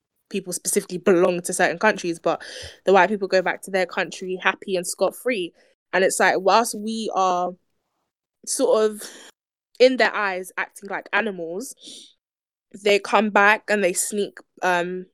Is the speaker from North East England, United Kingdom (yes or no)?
no; London, United Kingdom; also born or lived in Nigeria; we both live in London, we live in England.